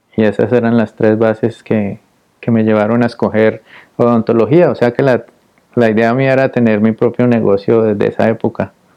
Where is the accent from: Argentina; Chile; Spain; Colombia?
Colombia; Popayán, Cauca; moved away as an adult; also born or lived in Cali, Colombia; now in Austin, United States; yo soy de una ciudad pequeña al sur de Cali, soy de Popayán